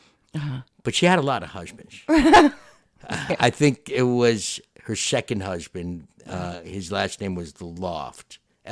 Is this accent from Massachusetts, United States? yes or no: no; Westchester, New York, United States; I grew up in Westchester, New York, in a town. I was on the borderline of Yonkers and Bronxville